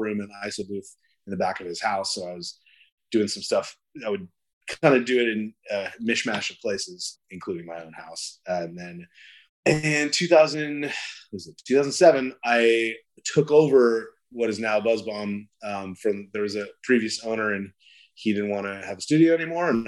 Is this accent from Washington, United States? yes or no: no; Yorba Linda, California, United States; I grew up in Yorba Linda